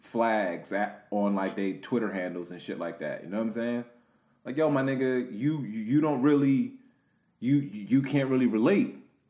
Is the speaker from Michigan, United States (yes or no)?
no; New Jersey, United States; I'm from Jersey.